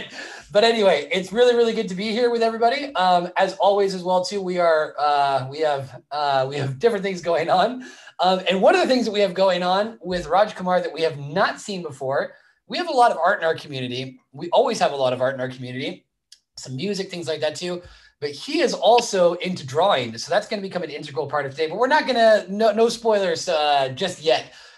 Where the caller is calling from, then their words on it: Vallejo, California, United States; I am live from California, Vallejo, California.